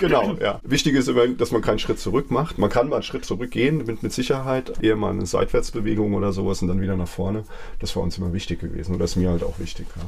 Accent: Wiesbaden, Hesse, Germany; moved away as an adult; now in Mainz, Germany; ich bin in Mainz-Kastell aufgewachsen

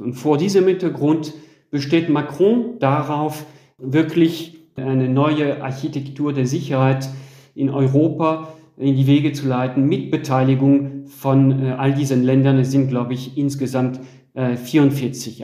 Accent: France; bei uns in Frankreich

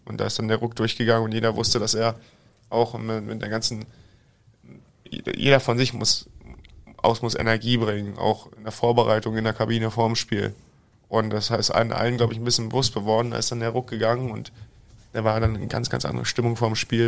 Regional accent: Berlin, Germany; moved away as an adult; now in Iserlohn, Germany; ich liebe die Stadt, meine Heimat, ist meine Heimatstadt

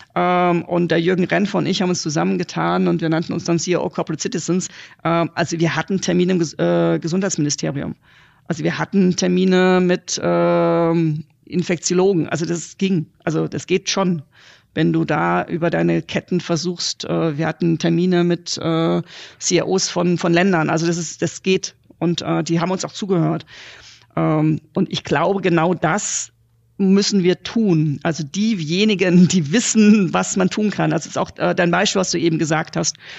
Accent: Germany; wir als Deutsche

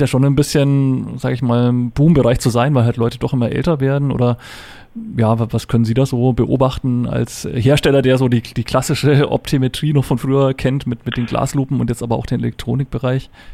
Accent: Upper Franconia, Bavaria, Germany; ich bin ja auch ein gebürtiger Oberfranke

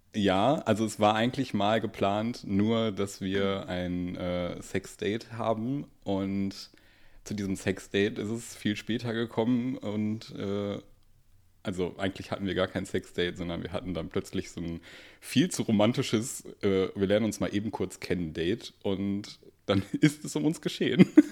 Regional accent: Duisburg, North Rhine-Westphalia, Germany; ich komme aus Duisburg

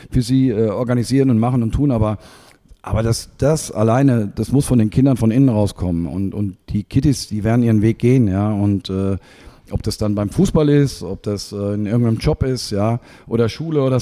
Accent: Germany; ich komme ja aus der Region, habe nie vorgehabt oder irgendwo anders.

